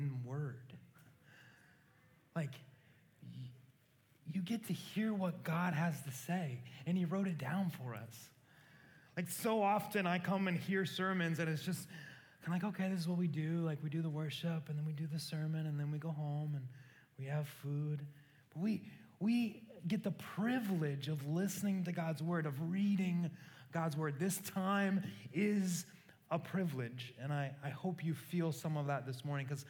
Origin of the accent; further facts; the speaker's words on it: Council Bluffs, Iowa, United States; I grew up in a small town in Iowa called Council Bluffs